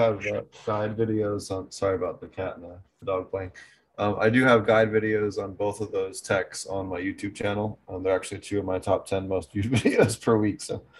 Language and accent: English; Philadelphia, Pennsylvania, United States; back there growing up in Philly